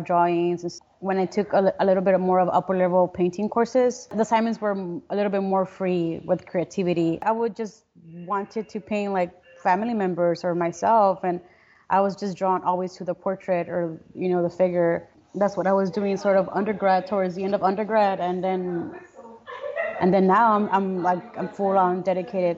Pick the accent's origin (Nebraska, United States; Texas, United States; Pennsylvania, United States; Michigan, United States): Texas, United States; Brownsville; also born or lived in Matamoros, Mexico; I was born and raised here in Brownsville, Texas